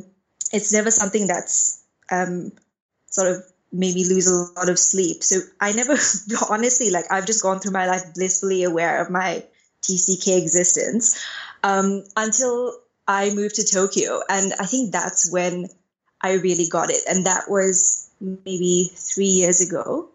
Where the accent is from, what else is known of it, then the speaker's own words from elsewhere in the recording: Dubai, United Arab Emirates; moved away as an adult; basically growing up in Dubai, like I moved there when I was 5 and I left when I was 19, was like I was surrounded by TCKs.